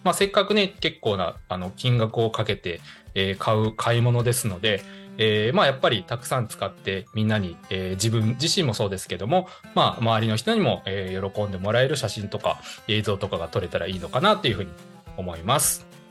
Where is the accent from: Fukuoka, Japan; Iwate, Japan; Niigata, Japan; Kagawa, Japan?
Kagawa, Japan; Higashikagawa; 香川県東かがわ市の僕の実家